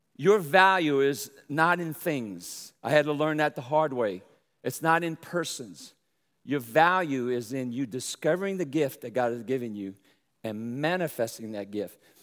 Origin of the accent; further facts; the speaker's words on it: New Orleans, Louisiana, United States; also born or lived in Brooklyn, New York / Michigan; now in Texas, United States; I'm from New Orleans, raised in, in, uh, in, in New Orleans there, and I have a pretty draw, but I was also born in Brooklyn, New York